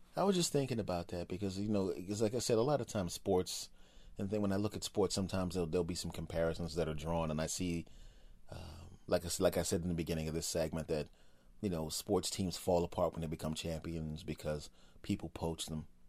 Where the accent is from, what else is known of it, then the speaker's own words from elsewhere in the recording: Philadelphia, Pennsylvania, United States; I grew up in Philadelphia